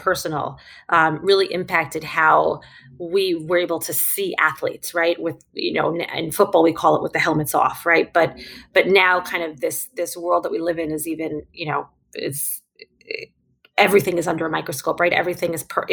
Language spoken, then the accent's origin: English; New York City, New York, United States; also born or lived in Manhattan, New York; I'm a New Yorker. I'm born and raised in Brooklyn. And you may hear that come out as we talk more